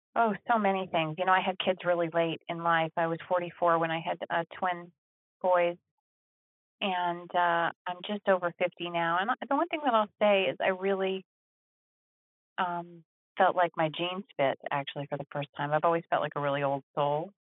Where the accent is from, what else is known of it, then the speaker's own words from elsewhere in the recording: Texas, United States; moved away; I am from Texas originally